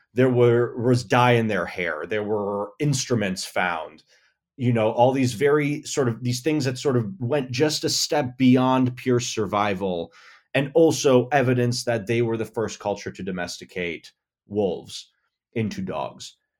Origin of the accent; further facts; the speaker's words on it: Buffalo, New York, United States; moved away as an adult; now in Los Angeles, United States; I grew up in Buffalo, New York